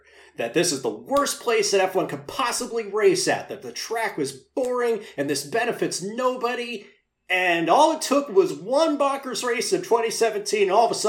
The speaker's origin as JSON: {"language": "English", "country": "United States", "said": "Me and King are American."}